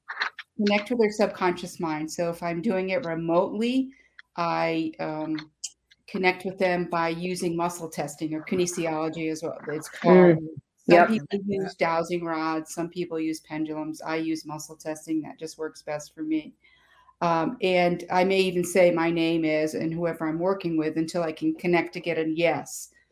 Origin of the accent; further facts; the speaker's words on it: Schenectady, New York, United States; In Schenectady, New York.